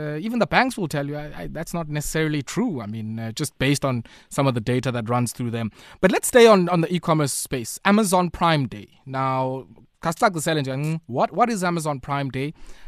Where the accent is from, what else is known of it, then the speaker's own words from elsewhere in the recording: Queenstown, Eastern Cape, South Africa; I'm from Queenstown.